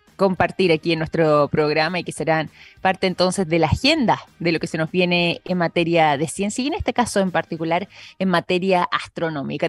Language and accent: Spanish; Chile; nuestra historia como chilenos